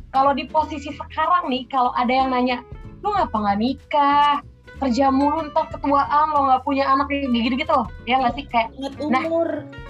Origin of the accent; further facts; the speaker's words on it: Palembang, South Sumatra, Indonesia; moved away as an adult; now in Jakarta, Indonesia; aku aslinya dari Palembang sama kayak Cica. Sekarang sih uh, tinggalnya di Jakarta